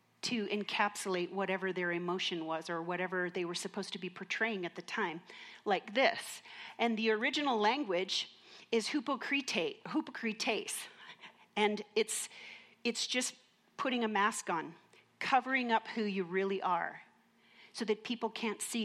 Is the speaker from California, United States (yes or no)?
no; Minnesota, United States; I grew up in Minnesota